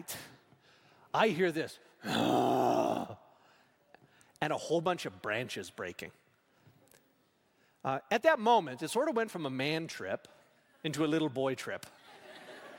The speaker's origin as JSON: {"language": "English", "region": "Saskatchewan", "country": "Canada", "tie": "born or raised there", "said": "I grew up in Saskatchewan."}